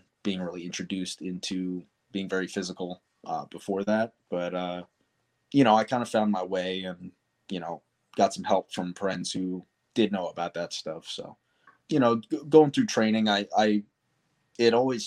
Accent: Darby, Pennsylvania, United States; I was born in Darby, Pennsylvania, or it's just outside of Philadelphia

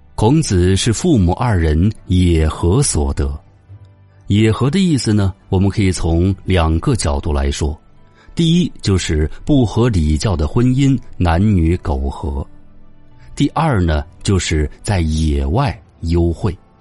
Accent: China; 我们中国人的人生观、价值观、世界观都有儒学的影响

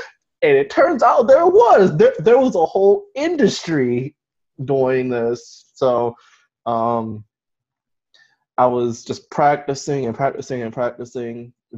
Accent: Baltimore, Maryland, United States; I'm from Baltimore, Maryland. Okay. I've been here my whole life

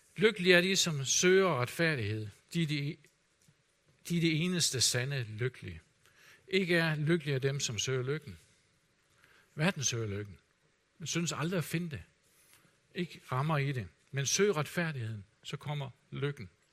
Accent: Denmark; som danskere

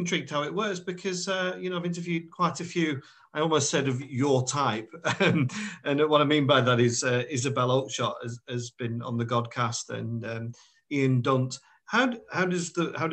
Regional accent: Burnley, North West England, United Kingdom; I'm from Burnley

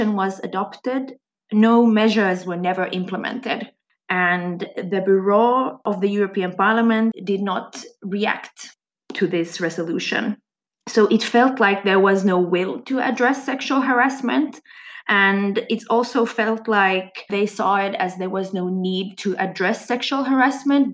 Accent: Swedish-speaking part of Finland, Swedish-speaking Finland, Finland; I come from Finland, from the Swedish-speaking part of Finland

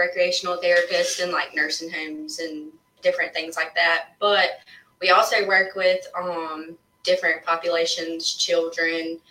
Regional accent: Barnwell, South Carolina, United States; I was born and raised right here in Barnwell, grew up here, went all through school here

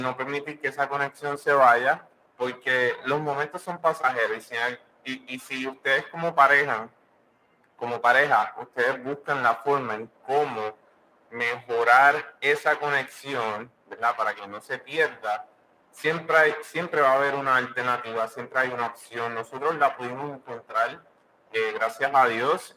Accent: Puerto Rico; moved away; Somos una pareja, ¿verdad? Que somos puertorriqueños

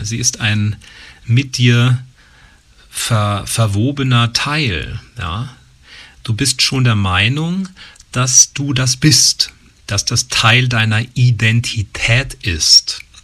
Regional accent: Usingen, Hesse, Germany; bin ich in einem kleinen Ort in Hessen groß geworden, in Usingen

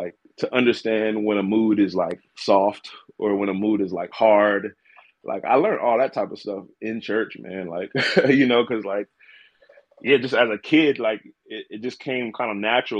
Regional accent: Selbyville, Delaware, United States; Born and raised in Delaware, Shelbyville, Delaware.

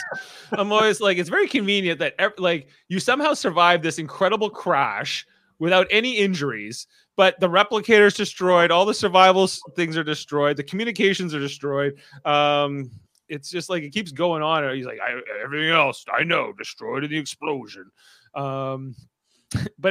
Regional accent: Canada; We're Canadians.

